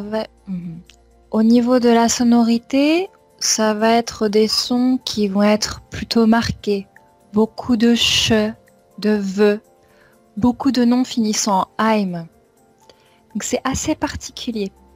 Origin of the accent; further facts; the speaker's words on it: Champagne-Ardenne, Grand Est, France; La région d'où je viens est très proche de Paris